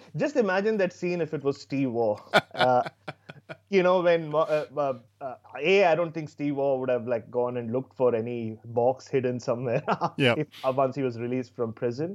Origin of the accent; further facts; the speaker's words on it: Mumbai, Maharashtra, India; I was from Mumbai